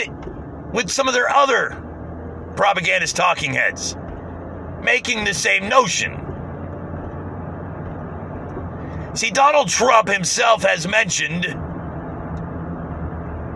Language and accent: English; United States; as an American